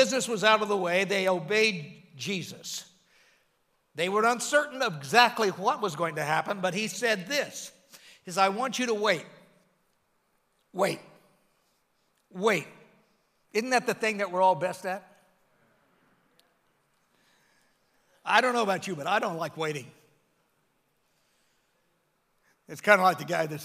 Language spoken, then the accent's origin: English; United States; I'm American through and through